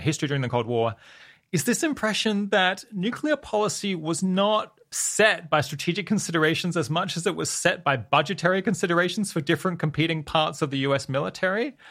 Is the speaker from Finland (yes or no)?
no; Australia; I'm Australian